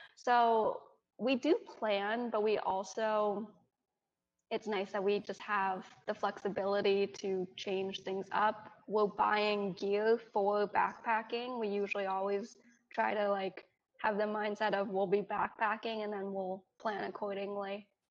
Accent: Bedford, New York, United States; moved away as an adult; also born or lived in Ganzhou, Jiangxi, China / Colorado; now in South Carolina, United States; I grew up in Bedford, New York, which is a suburb out of New York City, and it was it was everything I knew

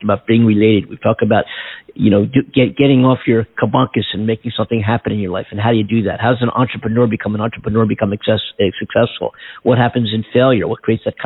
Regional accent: Philadelphia, Pennsylvania, United States; I'm from Philadelphia

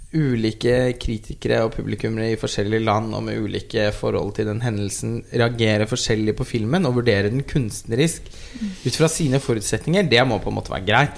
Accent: Norway; vi som nordmenn så føler jo vi oss litt sånn samlet

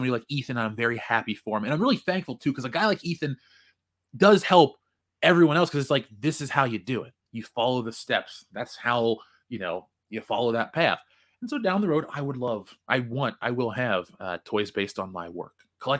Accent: Cincinnati, Ohio, United States; I grew up with that on Channel 64. So for those who are, those who listen to the show, if I ever talk about Channel 64 in Cincinnati, and Jonathan Hurst knows what's up

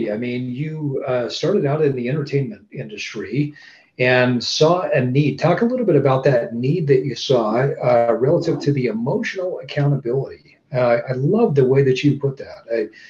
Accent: San Diego, California, United States; I grew up in San Diego, California.

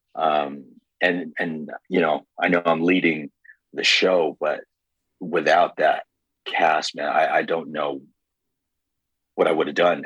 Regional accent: Toronto, Ontario, Canada; I'm from Scarborough.

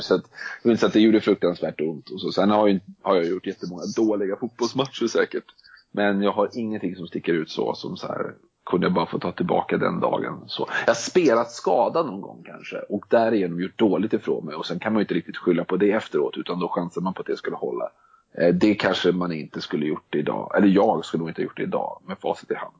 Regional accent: Stockholm, Stockholm County, Sweden; also born or lived in Denmark; Jag kommer från, eh, Stockholm och bor i Stockholm

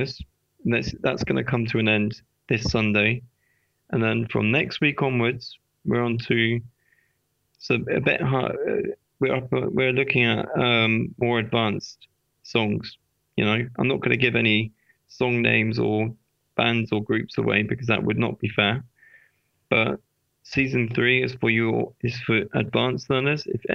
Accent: Berkshire, South East England, United Kingdom; I'm not from London. I'm from the Royal County, Berkshire.

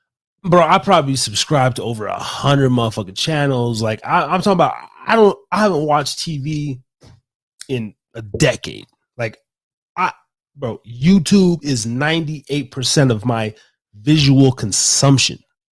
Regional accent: Reno, Nevada, United States; also born or lived in Las Vegas; I always just say Nevada. And then, oh yeah, where from? And I say, well, you know, I moved from Las Vegas. That's where I was living before I currently came here. But Reno's home, man.

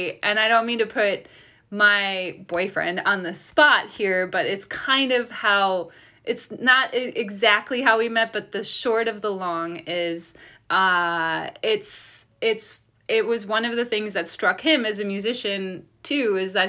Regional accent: Detroit, Michigan, United States; I grew up in Detroit.

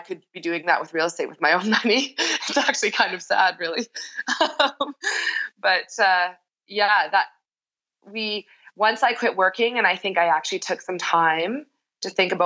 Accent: Medicine Hat, Alberta, Canada; moved away as an adult; now in Calgary, Canada; I'm from Medicine Hat

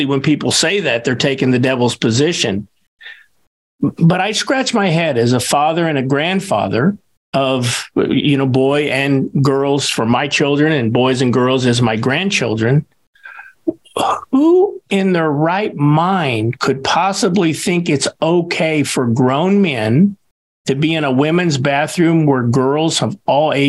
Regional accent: Kansas, United States; Kansas, my home state

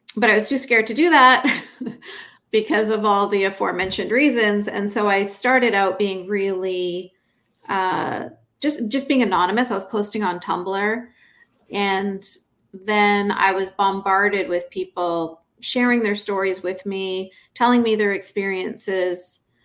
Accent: Canada; I grew up in Canada in a fundamentalist Muslim household

